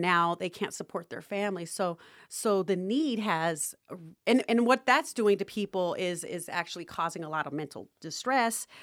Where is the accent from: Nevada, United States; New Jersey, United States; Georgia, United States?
Nevada, United States; Las Vegas; I grew up in Las Vegas